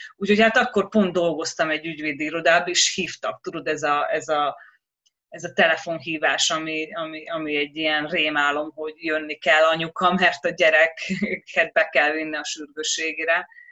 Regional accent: Hungary; moved away; jó hazamenni például Magyarországra és a nővéremmel elmenni shoppingolni

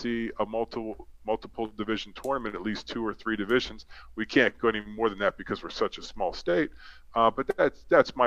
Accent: Western Pennsylvania, United States; now in Delaware, United States; I grew up in Western PA where we had 4 levels of competition

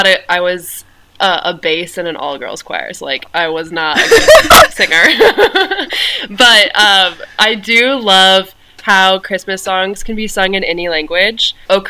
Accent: Indiana, United States; moved away as an adult; now in Europe

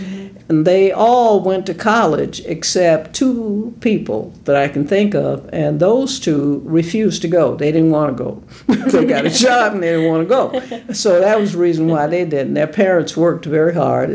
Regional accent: Nashville, Tennessee, United States; I'm from Nashville, Tennessee, Davidson County, and I grew up in a very poor family

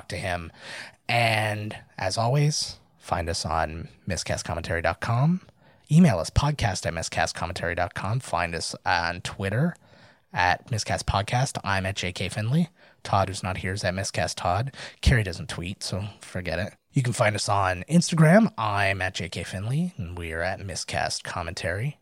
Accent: Canada; I'm Canadian

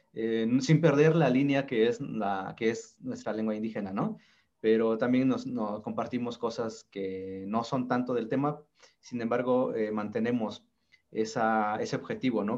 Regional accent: Sierra Norte de Oaxaca, Mexico; Soy zapoteco, soy originario de la Sierra Norte de Oaxaca

